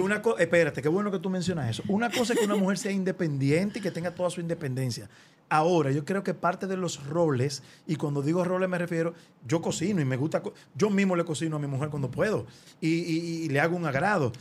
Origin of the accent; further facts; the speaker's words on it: Dominican Republic; como dominicano